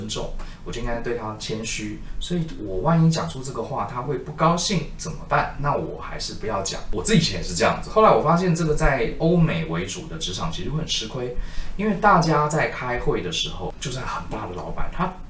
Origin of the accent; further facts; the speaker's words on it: Taiwan; also born or lived in United States; 这个故事我觉得蛮经典的，甚至有一些是在那边长大的华人都还是会像我们台湾人。